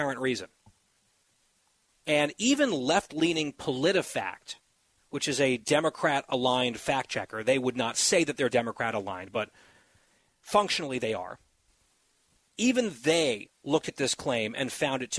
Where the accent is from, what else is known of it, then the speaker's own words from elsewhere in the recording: New Jersey, United States; New Jersey, my home state